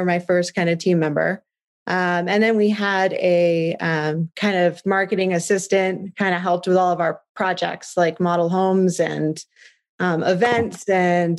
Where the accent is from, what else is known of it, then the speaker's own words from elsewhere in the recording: Phoenix, Arizona, United States; now in Prescott, United States; I came from Phoenix, so that was one of my first lessons here, is that it's Prescott, not Prescott.